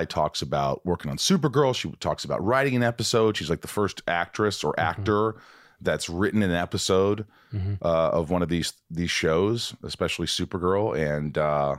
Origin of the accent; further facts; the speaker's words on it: Indiana, United States; I'm from Indiana.